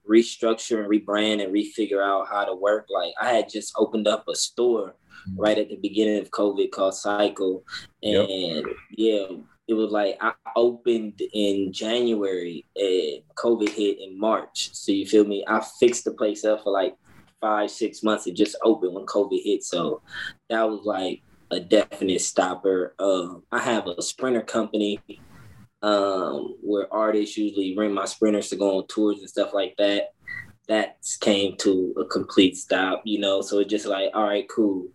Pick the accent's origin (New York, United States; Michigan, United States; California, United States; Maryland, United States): California, United States; Los Angeles; I'm from Los Angeles, California, 29 years old